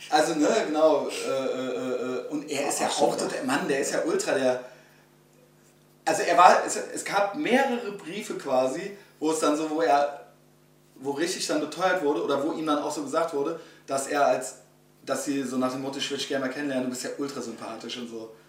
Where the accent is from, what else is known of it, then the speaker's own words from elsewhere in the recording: Germany; als Deutscher